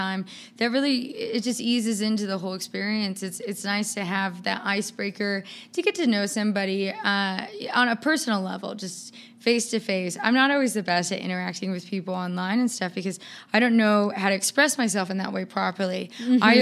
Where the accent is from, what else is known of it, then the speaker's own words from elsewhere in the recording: Seattle, Washington, United States; moved away as an adult; now in Nevada, United States; I'm from Seattle